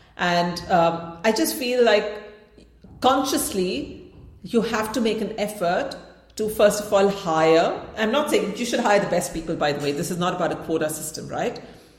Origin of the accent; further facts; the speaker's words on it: India; because obviously I come from India, like whatever.